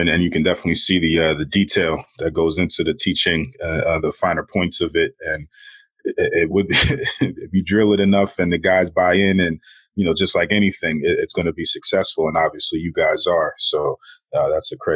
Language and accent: English; New York City, New York, United States; I am from Queens.